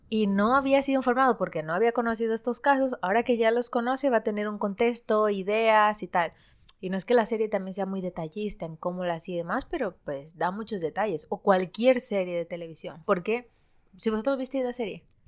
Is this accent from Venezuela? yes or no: no; Santo Domingo, Santo Domingo de los Tsáchilas, Ecuador; now in Spain; Yo crecí en, en Ecuador, en un, una ciudad que se llama Santo Domingo